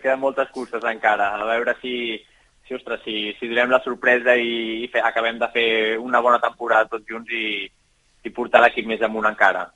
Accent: Catalonia, Spain; som molts catalans

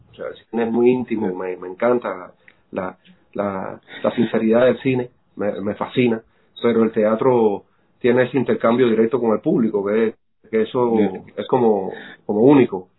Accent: Cuba; now in Miami, United States; nosotros los cubanos

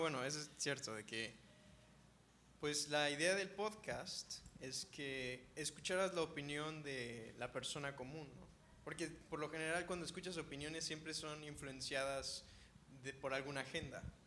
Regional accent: Ensenada, Baja California, Mexico; now in Cancún, Mexico; Yo soy de Ensenada, Baja California

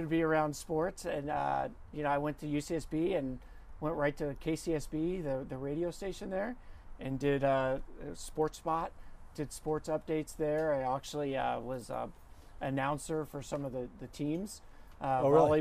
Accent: outside of Philadelphia, Pennsylvania, United States; also born or lived in Ohio; now in Los Angeles, United States; born in Ohio, but raised mostly outside of Philadelphia.

